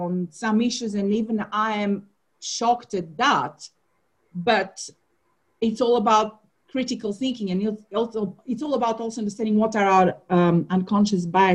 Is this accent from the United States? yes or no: no; Bulgaria; also born or lived in Ghana; now in London, United Kingdom; I'm from Bulgaria